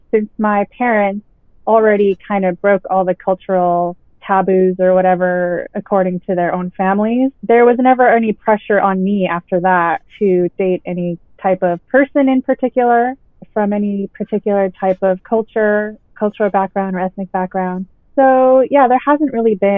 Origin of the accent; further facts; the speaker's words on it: Santa Monica, California, United States; first language Spanish; English is a second language; also born or lived in Colombia; I was born and raised in Santa Monica, SoCal